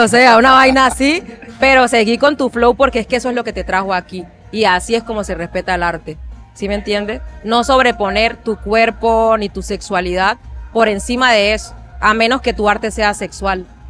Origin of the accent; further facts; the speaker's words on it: Chocó, Colombia; soy colombiana, soy afro y reconozco mi descendencia africana en mi historia, nos criaron así en el Chocó